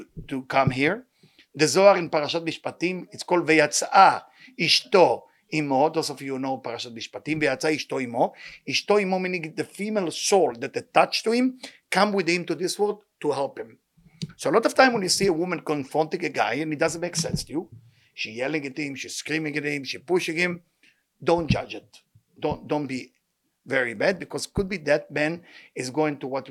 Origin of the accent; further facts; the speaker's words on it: Israel; now in United States; as Israeli, for me, I'm a little shocked. You know, I come from Israel.